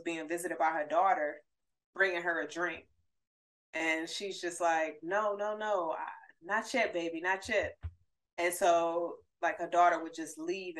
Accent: North Carolina, United States; so that's my home state.

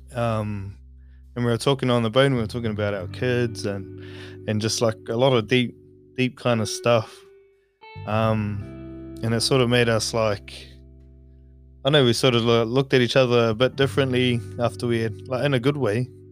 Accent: New Zealand; moved away as an adult; also born or lived in Kauri / Makatu; now in Australia; I'm from New Zealand, from Kauri, um, but I was brought up in Makatu as well. So technically, I don't know where I'm from

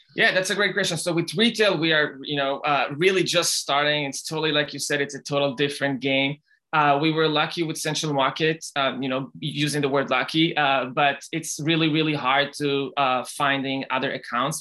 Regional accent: Israel; now in United States; I grew up in Israel

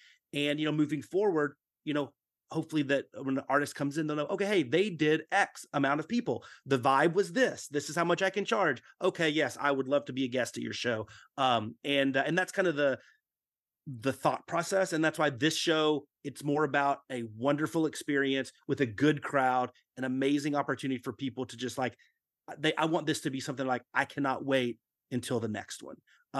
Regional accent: Dallas, Texas, United States; in growing up in Dallas-Fort Worth, yeah, there might have been some every now and then a showing of a Godzilla film

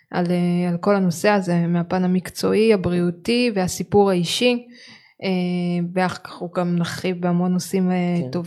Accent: Israel; כי אנחנו יכולים להגיד אנחנו ישראלים, צברים, אנחנו מפה אנחנו שייכים

